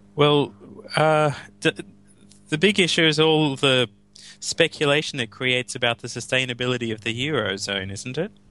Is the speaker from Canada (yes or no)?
no; Australia; I'm speaking as an Australian